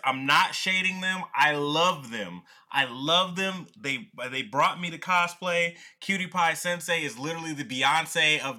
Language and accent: English; the South, United States; You know, growing up in the South, you learn a lot about Southern culture, all right?